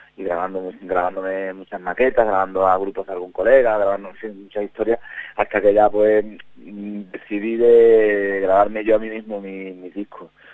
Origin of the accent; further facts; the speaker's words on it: Huelva, Andalusia, Spain; accent: Andalusian; moved away as an adult; now in Burgos, Spain; yo soy de Huelva, que lo notaréis un poco por el, acento